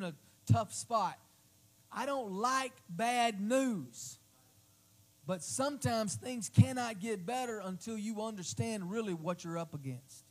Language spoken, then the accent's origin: English; Oklahoma City, Oklahoma, United States; moved away as an adult; also born or lived in Crossville, Tennessee; my hometown, my home city, a few blocks from where I used to work in Oklahoma City